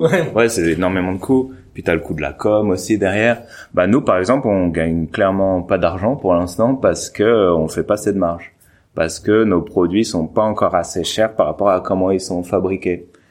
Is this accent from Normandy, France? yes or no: yes; Normandy, France; je suis de Normandie